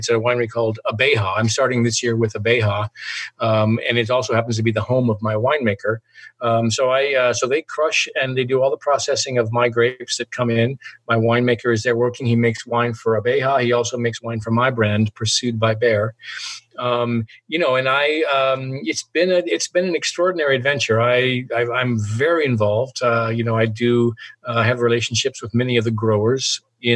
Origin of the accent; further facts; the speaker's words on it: Yakima, Washington, United States; also born or lived in Seattle, Washington; that's my hometown, Yakima, Washington. I grew up there for the first, 17, 18 years. I born there, raised there